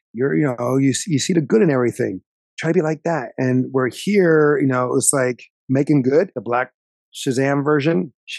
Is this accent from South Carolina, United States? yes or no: no; New Jersey, United States; we're from South Jersey. Philadelphia is 30 minutes away.